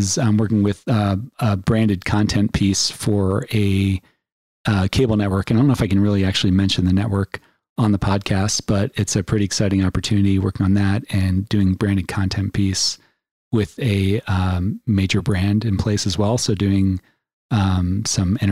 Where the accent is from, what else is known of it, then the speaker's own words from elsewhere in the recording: Philadelphia, Pennsylvania, United States; moved away as an adult; also born or lived in New York / Long Island; now in Colorado, United States; I grew up in Philadelphia, and it was a really great place to grow